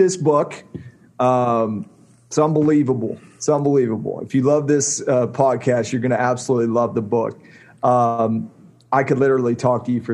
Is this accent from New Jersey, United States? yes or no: no; West Virginia, United States; I was born in West Virginia. I lived there the majority of my life.